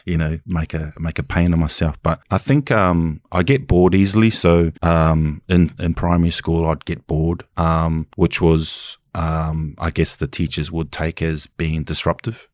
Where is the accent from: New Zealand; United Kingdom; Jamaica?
New Zealand; Auckland; I'm from Kelson, West Auckland